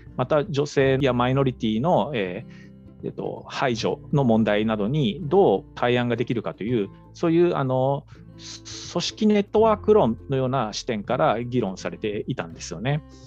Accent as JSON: {"language": "Japanese", "region": "Seto Inland Sea coastal and island area", "country": "Japan", "tie": "born or raised there", "moved": "yes", "said": "僕があの生まれ育った瀬戸内海の沿岸島し部"}